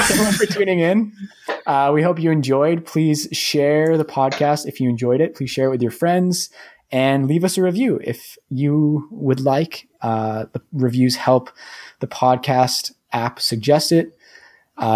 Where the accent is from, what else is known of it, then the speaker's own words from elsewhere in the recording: New Hampshire, United States; moved away as an adult; also born or lived in Montreal; now in Toronto, Canada; I grew up in New Hampshire in the States, moved to Montreal to go to school, and I'm now living in Toronto